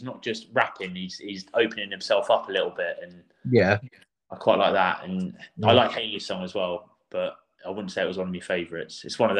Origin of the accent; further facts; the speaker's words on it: Croydon, London, United Kingdom; Yeah, well, I grew up in Croydon. I like my garage music and the … all of that.